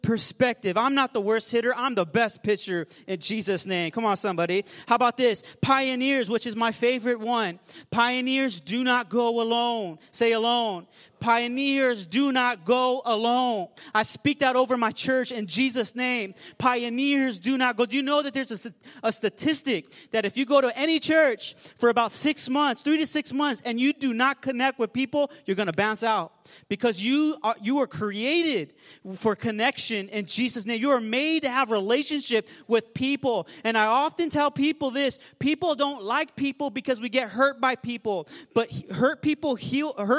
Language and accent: English; Pomona, California, United States; where I'm from, the San Gabriel Valley. I was raised in Pomona